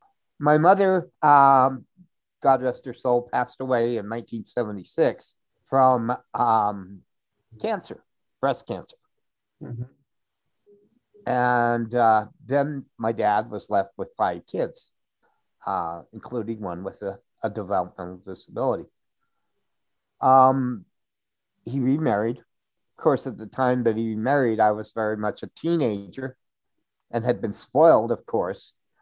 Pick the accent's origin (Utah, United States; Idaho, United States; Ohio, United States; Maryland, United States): Idaho, United States; Pocatello; moved away as an adult; also born or lived in Washington; In Pocatello, Idaho.